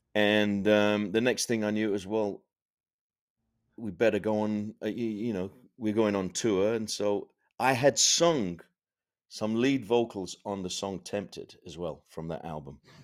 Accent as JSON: {"language": "English", "town": "Sheffield", "region": "Yorkshire and the Humber", "country": "United Kingdom", "tie": "born or raised there", "said": "I grew up in Sheffield in the north of England"}